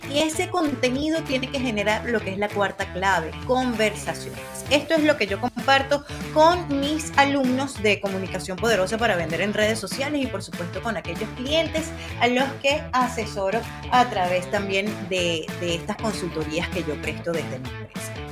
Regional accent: Venezuela; moved away as an adult; Hace aproximadamente 27 años comencé en la radio en mi país de origen, en Venezuela, y el género de la radio en la que yo estaba comenzando y con el que me quedé siempre fue el rock and roll.

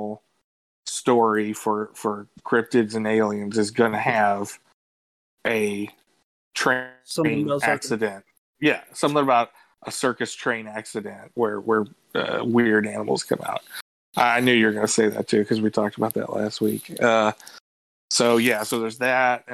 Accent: Louisville, Kentucky, United States; I'm from Louisville, but this is like half an hour away from where I grew up.

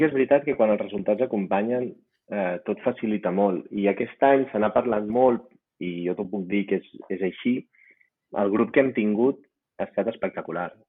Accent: Reus, Catalonia, Spain; moved away as an adult; also born or lived in France; now in Andorra; jo soc de Reus

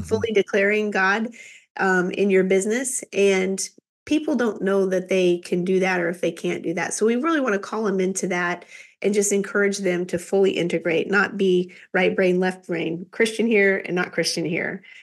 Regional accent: Kansas, United States; Kansas girl

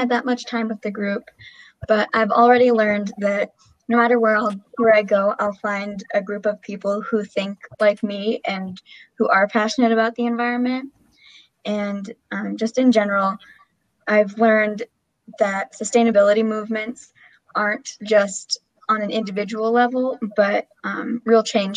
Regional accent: Bellingham, Washington, United States; moved away as an adult; I grew up in Bellingham, Washington, which is already a pretty environmentally conscious city

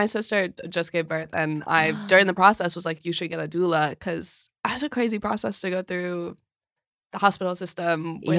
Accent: Minnesota, United States; moved away as an adult; now in New York City, United States; I went to college at Carleton, which is small town Minnesota, which is where I grew up.

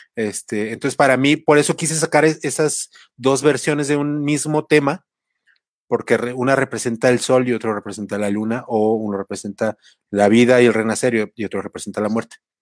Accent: Mexico; now in Mexico City, Mexico; nuestra cultura como mexicanos y como latinoamericanos

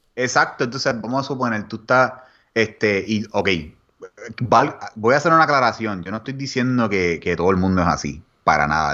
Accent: Puerto Rico; moved away as an adult; also born or lived in Austin, Texas; Los puertorriqueños

